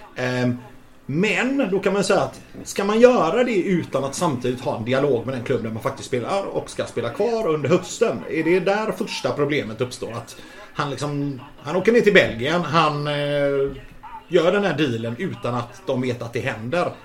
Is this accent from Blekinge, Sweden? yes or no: no; Gothenburg, Västra Götaland, Sweden; also born or lived in Majorna, Gothenburg; Jag är uppvuxen i Majorna och i Guldheden